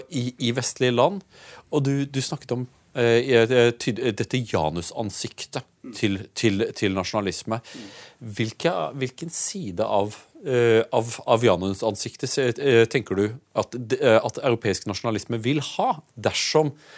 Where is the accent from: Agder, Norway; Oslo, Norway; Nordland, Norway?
Agder, Norway; Audnedal; Jeg kommer jo fra, fra Aunedal, hvor, hvor faren min var legen i bygda